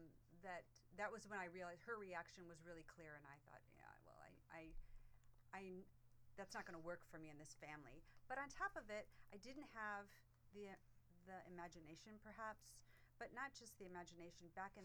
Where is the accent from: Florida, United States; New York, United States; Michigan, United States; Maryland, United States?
Michigan, United States; Rochester Hills; also born or lived in Ohio; And I grew up in Rochester Hills, Michigan.